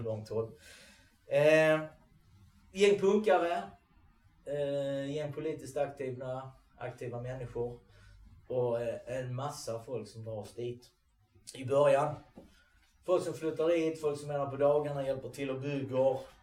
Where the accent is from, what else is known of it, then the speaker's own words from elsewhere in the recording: Sweden; vi som är svenskar